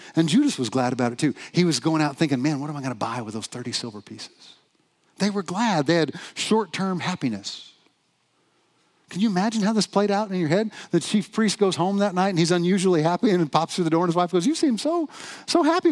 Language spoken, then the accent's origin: English; the South, United States; moved away; I'm from the South originally